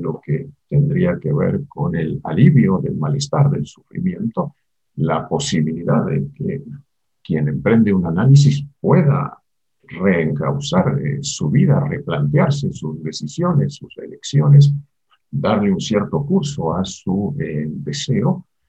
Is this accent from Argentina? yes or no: yes; Argentina; moved away as an adult; now in Mexico; Yo nací en Argentina, vivo en México desde hace 45 años, desde 1976